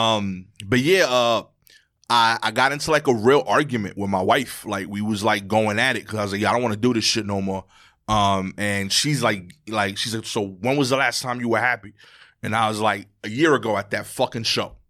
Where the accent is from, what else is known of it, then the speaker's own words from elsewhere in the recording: New York City, New York, United States; I grew up in Brooklyn in New York